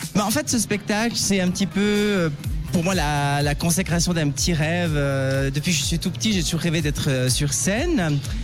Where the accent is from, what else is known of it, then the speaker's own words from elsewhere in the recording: Valais, Switzerland; Sion en Valais puisque je suis valaisanne.